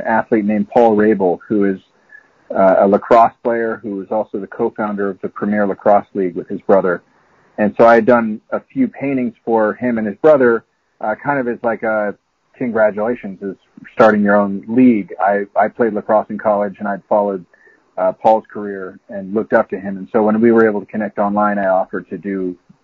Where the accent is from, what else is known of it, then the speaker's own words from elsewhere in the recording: Bay Area, California, United States; also born or lived in Florida; I grew up in the Bay Area